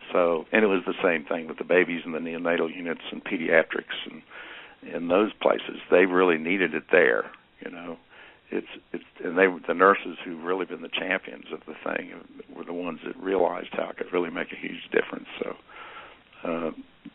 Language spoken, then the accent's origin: English; Michigan, United States; also born or lived in Indiana; When I was a kid, I grew up in Michigan, Indiana and Michigan